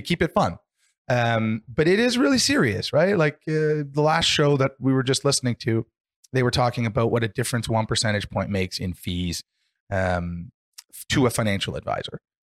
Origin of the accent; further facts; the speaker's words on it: Canada; we're fortunate in Canada